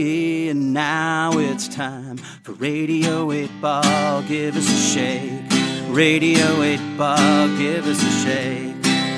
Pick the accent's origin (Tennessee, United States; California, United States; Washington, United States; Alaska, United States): Washington, United States; Olympia; I live in Olympia. I'm from Olympia.